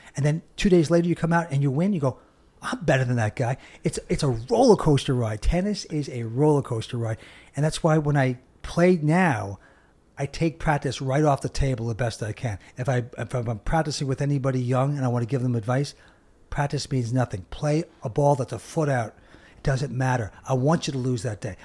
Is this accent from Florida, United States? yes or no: no; Long Island, New York, United States; we grew up in Long Island